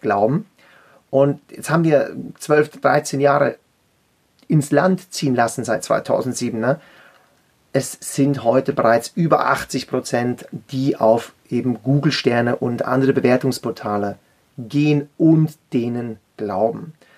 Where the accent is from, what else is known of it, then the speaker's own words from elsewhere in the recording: Zurich, Switzerland; ich komme aus der Schweiz, bin am Zürichsee geboren und in einem Züricher Coiffeursalon aufgewachsen